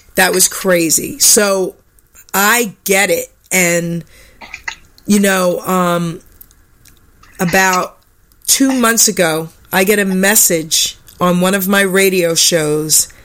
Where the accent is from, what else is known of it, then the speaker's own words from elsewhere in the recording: New York, United States; I'm from New York